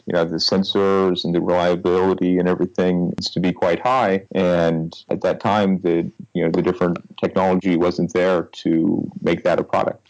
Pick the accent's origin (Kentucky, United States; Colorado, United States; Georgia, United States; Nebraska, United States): Nebraska, United States; so I originally I grew up in Nebraska